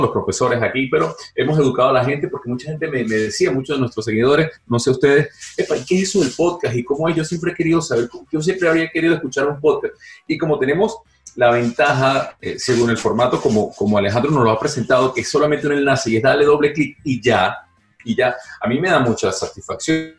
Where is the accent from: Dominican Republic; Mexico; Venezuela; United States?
Venezuela; moved away; los tres somos venezolanos, los tres dejamos el país